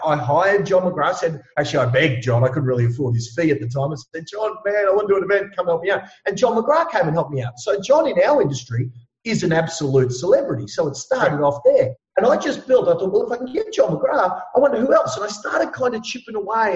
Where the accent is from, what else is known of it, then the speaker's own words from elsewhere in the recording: Ipswich, Queensland, Australia; I grew up in Ipswich. I'm a bit of a you know um, a knockabout lad, as you can imagine. I mean, you can hear it in my voice